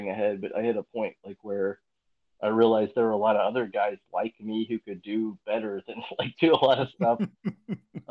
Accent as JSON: {"language": "English", "region": "Indiana", "country": "United States", "tie": "born or raised there", "said": "growing up in Indiana, I think we all grew up in Indiana here"}